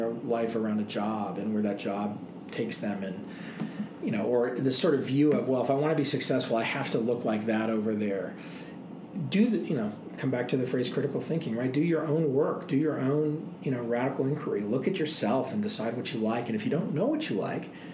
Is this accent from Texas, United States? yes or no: yes; Dallas, Texas, United States; also born or lived in Boston, Massachusetts; now in Boulder, United States; I grew up in Dallas